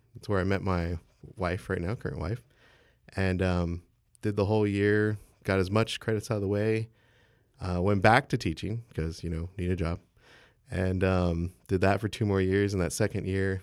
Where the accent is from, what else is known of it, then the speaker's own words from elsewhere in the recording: San Marcos, Texas, United States; I'm from San Marcos, Texas, so just down the road